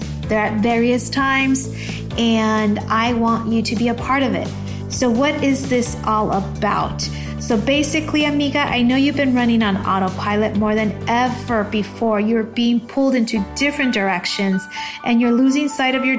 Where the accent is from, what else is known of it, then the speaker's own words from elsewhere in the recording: United States; English is a second language; even though I was born in the States, you know, coming from immigrant families and whatnot, you don't speak English right away. I learned how to speak English when I stepped foot in kindergarten